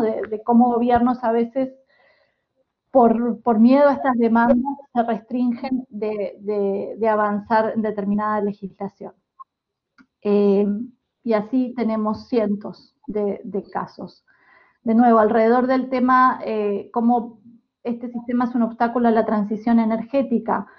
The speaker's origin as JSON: {"language": "Spanish", "country": "Uruguay", "moved": "yes", "lives_now": "Amsterdam, Netherlands", "said": "yo soy uruguaya"}